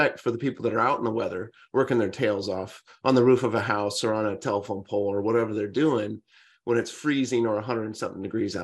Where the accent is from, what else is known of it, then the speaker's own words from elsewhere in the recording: Central Valley, California, United States; I grew up in California on an orange farm in the Central Valley